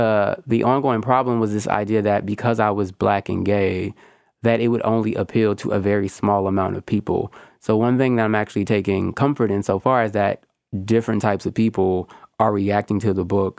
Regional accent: Louisiana, United States; because I'm all from Louisiana, so like that, they technically were all raised Catholic, but they all fled the church.

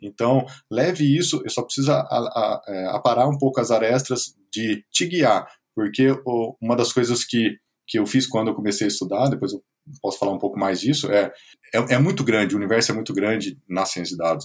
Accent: Presidente Prudente, São Paulo, Brazil; moved away as an adult; now in Blumenau, Brazil; Sou natural de Presidente Prudente, interior de São Paulo, morei alguns anos fora do país e hoje estou em Blumenau, Santa Catarina

